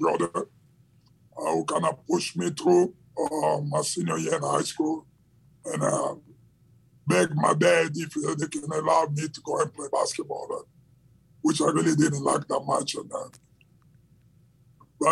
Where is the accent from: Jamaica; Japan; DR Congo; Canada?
DR Congo; Kinshasa; I grew up in Democratic Republic of Congo in the capital city of Kinshasa